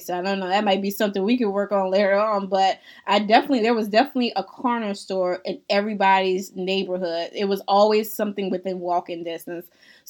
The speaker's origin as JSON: {"language": "English", "town": "New Orleans", "region": "Louisiana", "country": "United States", "tie": "born or raised there", "moved": "yes", "lives_now": "Jackson, United States", "said": "I'm from New Orleans, and growing up from, well, being from New Orleans"}